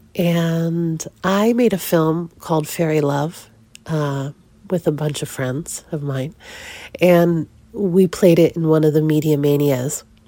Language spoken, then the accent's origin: English; East Coast, United States; moved away; I grew up on the East Coast